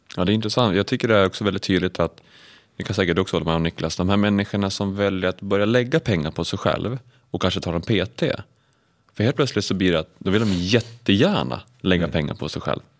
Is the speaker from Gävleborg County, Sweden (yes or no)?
yes; Sandviken, Gävleborg County, Sweden; jag kommer ju från Sandviken